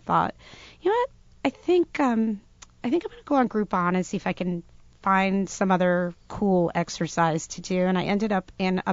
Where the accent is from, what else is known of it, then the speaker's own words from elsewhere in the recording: Providence, Rhode Island, United States; grew up right around Providence